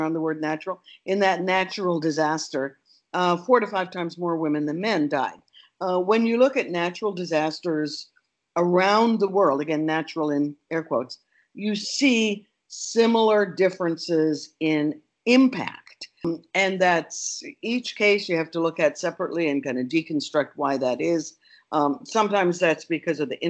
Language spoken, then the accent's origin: English; Canada; moved away as an adult; now in United States; I'm Canadian